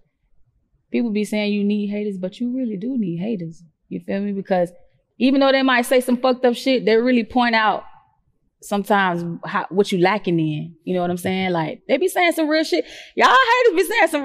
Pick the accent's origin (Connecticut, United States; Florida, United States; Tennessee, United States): Florida, United States; Jacksonville; I'm from Jacksonville. I'm from Duval.